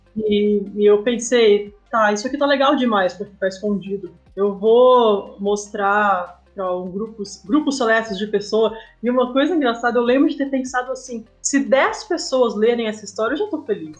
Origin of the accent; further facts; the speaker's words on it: São Paulo, Brazil; moved away as an adult; also born or lived in Passo Fundo, Rio Grande do Sul, Brazil; now in Canela, Brazil; eu nasci em Passo Fundo, mas eu cresci em São Paulo